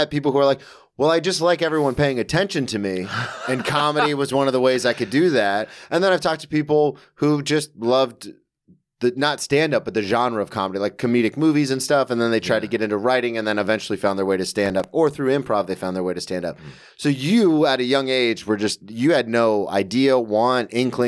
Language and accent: English; the South, United States; I'm from the South, so we played football.